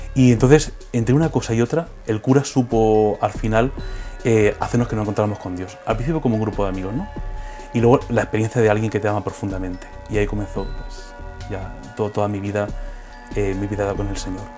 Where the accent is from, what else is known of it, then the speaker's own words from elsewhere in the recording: Villena, Valencian Community, Spain; also born or lived in Orihuela; Soy de Villena, de un pueblo de la provincia de Alicante.